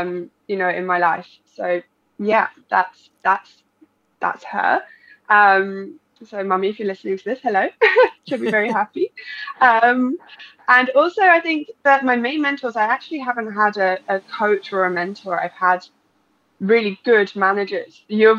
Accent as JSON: {"language": "English", "town": "Brighton", "region": "South East England", "country": "United Kingdom", "also_born_or_lived": "Spain", "said": "I'm English, and I grew up in Spain. So a bit of a mix there. But around Brighton area is where I say I'm from."}